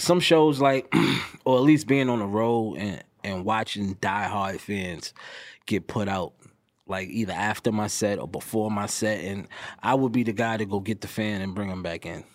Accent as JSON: {"language": "English", "region": "New York", "country": "United States", "said": "I'm also from New York"}